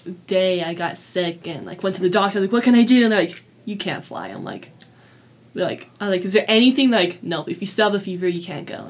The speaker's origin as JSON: {"language": "English", "region": "California", "country": "United States", "said": "I come from California, and we're not the most friendly people."}